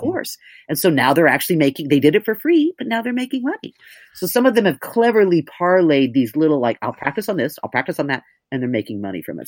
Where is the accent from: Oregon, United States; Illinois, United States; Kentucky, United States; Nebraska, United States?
Oregon, United States; moved away as an adult; also born or lived in New York; I'm from Oregon, and so I was tall and blonde and funny